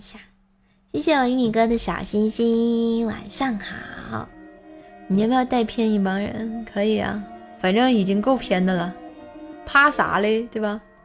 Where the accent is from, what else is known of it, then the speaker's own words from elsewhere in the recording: Tianjin, China; accent: Tianjin dialect; 天津话说得挺好， 必须的，我是天津人儿啊